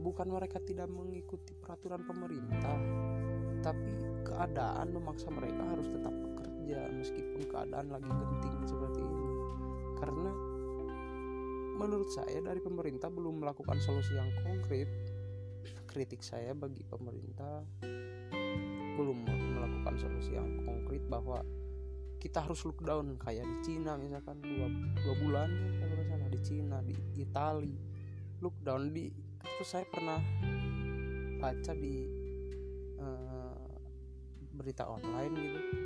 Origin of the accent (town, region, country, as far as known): Indonesia